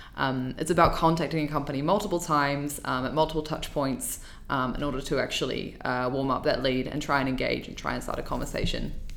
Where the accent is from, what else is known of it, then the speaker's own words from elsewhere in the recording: New Zealand; moved away as an adult; now in Dublin, Ireland; I'm from New Zealand originally, and I moved to Dublin